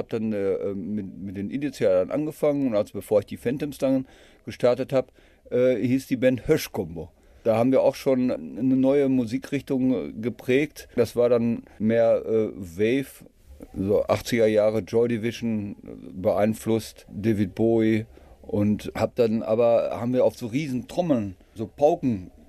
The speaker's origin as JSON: {"language": "German", "town": "Dortmund", "region": "North Rhine-Westphalia", "country": "Germany", "tie": "born there", "said": "Ja, ich bin äh, Rheinische Straße 143 äh, geboren, also praktisch äh, in dem"}